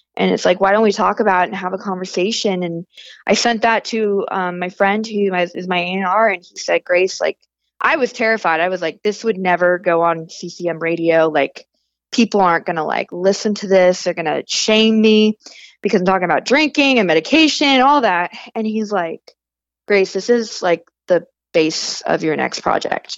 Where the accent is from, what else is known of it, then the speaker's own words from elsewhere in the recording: Northern California, United States; I grew up as a pastor's kid in Northern California